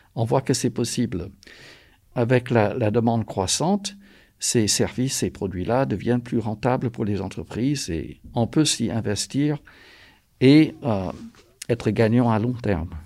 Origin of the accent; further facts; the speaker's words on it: North Carolina, United States; moved away as an adult; now in France; je suis français d'origine américaine de la Caroline du Nord. Je travaille en France depuis presque 40 ans